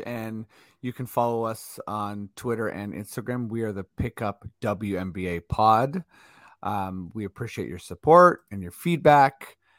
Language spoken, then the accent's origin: English; Toronto, Ontario, Canada; And since we're from Toronto, we don't necessarily have a team